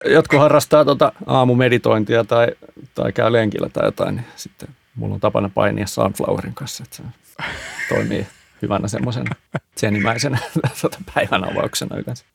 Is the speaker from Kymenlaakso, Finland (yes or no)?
no; Hyvinkää, Uusimaa, Finland; mä oon Hyvinkäältä kotoisin